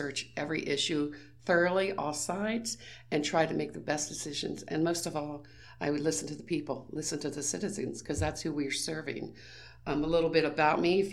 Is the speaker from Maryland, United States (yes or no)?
yes; Frederick County, Maryland, United States; I was born and raised in Frederick County. I've never left